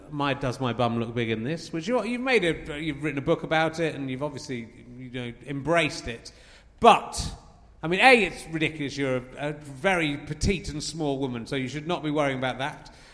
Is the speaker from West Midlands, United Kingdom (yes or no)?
no; Scotland, United Kingdom; I will be coming to Scotland, which I love, and is my hometown.